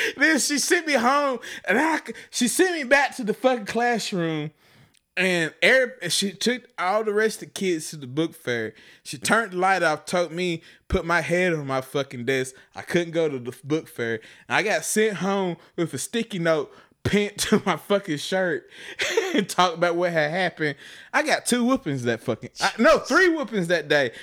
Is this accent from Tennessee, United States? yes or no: yes; Chattanooga, Tennessee, United States; moved away; I grew up in Chattanooga, Tennessee